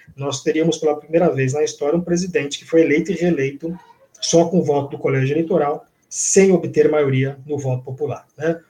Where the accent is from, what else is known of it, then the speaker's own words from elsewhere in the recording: São Paulo, Brazil; eu sou de São Paulo